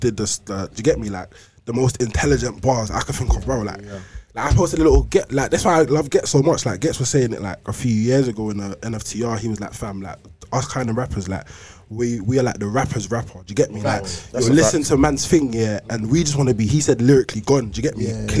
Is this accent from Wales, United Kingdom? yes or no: no; London, United Kingdom; I'm from East